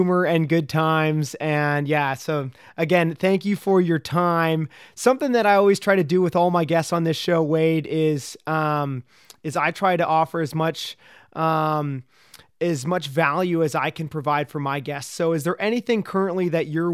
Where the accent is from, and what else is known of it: Ottawa Valley, Ontario, Canada